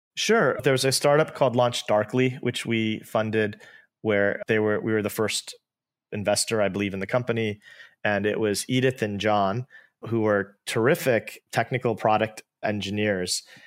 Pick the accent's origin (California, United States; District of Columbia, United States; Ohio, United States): California, United States; Bay Area; I'm an Indian-American. I grew up in the Bay Area